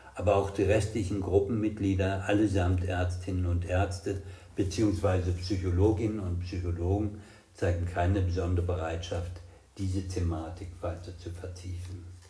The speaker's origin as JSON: {"language": "German", "region": "West Germany", "country": "Germany", "also_born_or_lived": "Marburg / Rostock", "said": "nicht den arroganten Wessi heraushängen zu lassen"}